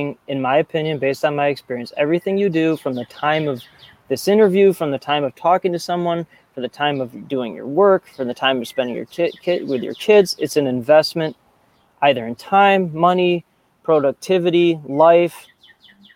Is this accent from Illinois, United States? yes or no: yes; Chicago, Illinois, United States; I grew up in the North Shore of Chicago, very entitled, penny pinching